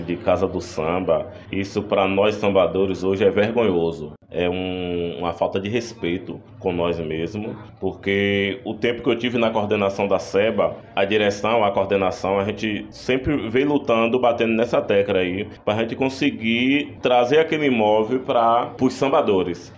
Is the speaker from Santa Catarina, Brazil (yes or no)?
no; Antônio Cardoso, Bahia, Brazil; Nasci em Antônio Cardoso e moro até hoje em Antônio Cardoso